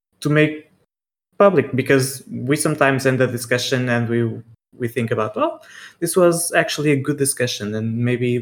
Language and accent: English; Portugal; I am 30 years old and I'm from Portugal